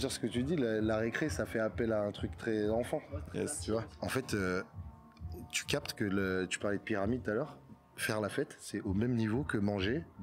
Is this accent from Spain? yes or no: no; Martinique, France; tout le monde pense que je suis marocain, et en fait, je suis martiniquais.